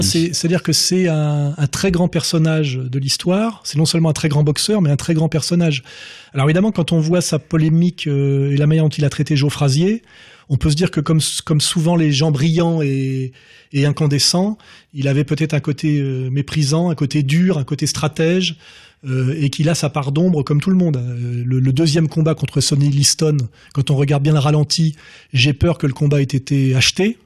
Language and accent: French; Meudon, Île-de-France, France; quand j'étais gamin J'étais à Meudon-la-Forêt, là, euh, donc euh, dans une cité euh, dortoir ouvrière